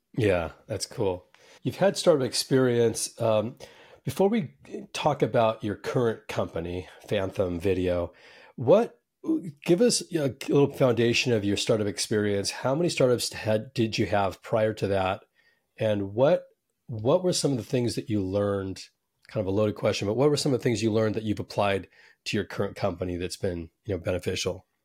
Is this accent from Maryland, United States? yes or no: no; Silicon Valley, California, United States; I'm from Silicon Valley